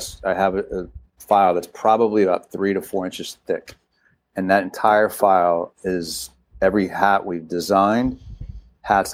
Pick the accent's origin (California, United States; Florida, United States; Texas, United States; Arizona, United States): California, United States; San Francisco; I grew up in San Francisco. I'm a Giants fan